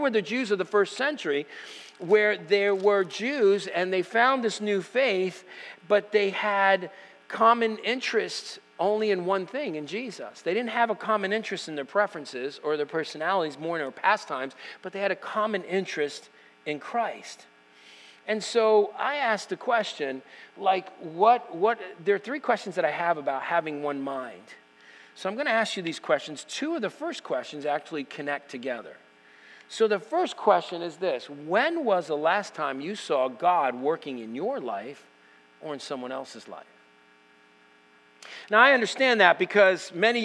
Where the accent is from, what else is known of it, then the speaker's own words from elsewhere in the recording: United States; I'm American.